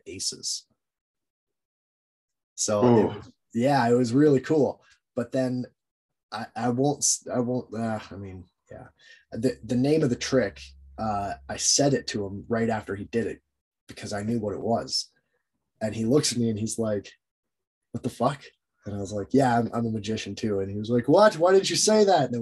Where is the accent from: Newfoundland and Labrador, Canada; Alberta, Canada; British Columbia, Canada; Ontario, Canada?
Alberta, Canada; Jasper; growing up in Jasper, man, we had the smallest library